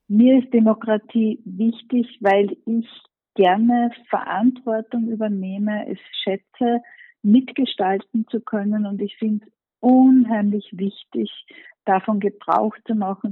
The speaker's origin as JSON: {"language": "German", "area": "Mostviertel", "region": "Lower Austria", "country": "Austria", "also_born_or_lived": "Germany", "moved": "yes", "lives_now": "Vienna, Austria", "said": "Ich bin ja Gescherde, ich komme ursprünglich aus dem Ostviertel"}